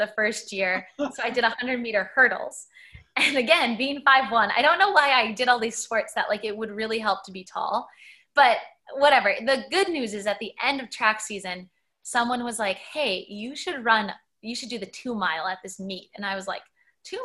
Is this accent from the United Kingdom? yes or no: no; Minneapolis, Minnesota, United States; I grew up in Minneapolis, Minnesota. I spent, you know, my school years there